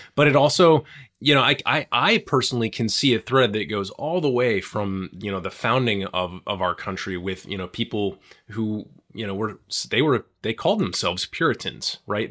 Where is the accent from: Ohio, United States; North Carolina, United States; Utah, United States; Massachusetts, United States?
Massachusetts, United States; I come from Massachusetts